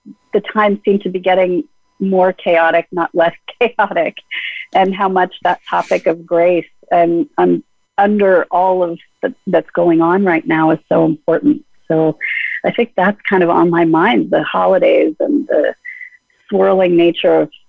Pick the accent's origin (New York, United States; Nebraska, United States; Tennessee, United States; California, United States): California, United States; Los Angeles; when I was a little girl, I grew up in the Fairfax District of Los Angeles